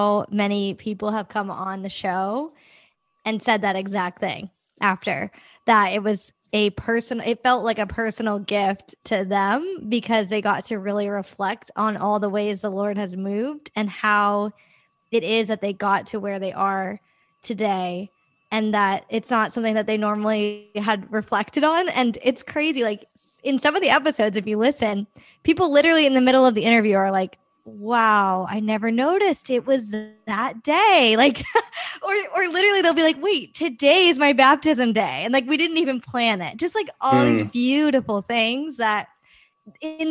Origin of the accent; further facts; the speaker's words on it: Northeast, United States; I grew up in the Northeast